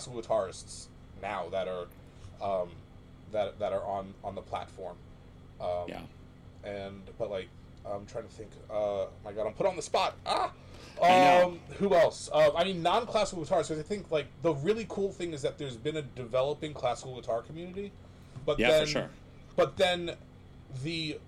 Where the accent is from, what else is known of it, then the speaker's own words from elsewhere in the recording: New Jersey, United States; I'm from New Jersey